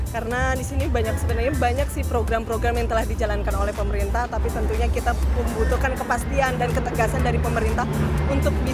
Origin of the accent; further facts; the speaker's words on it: West Java, Indonesia; khususnya saya dari Jawa Barat di daerah Jawa Barat yang paling ujung itu banyak banget potensinya